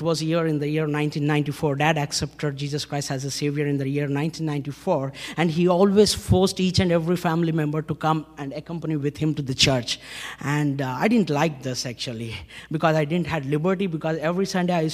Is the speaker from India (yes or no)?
yes; Hyderabad, Telangana, India; I come from India, city of Hyderabad, Andhra Pradesh, born in a Hindu family